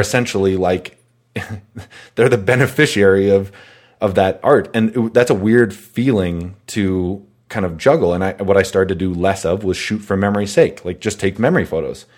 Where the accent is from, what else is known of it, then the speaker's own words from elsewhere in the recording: Calgary, Alberta, Canada; growing up in Calgary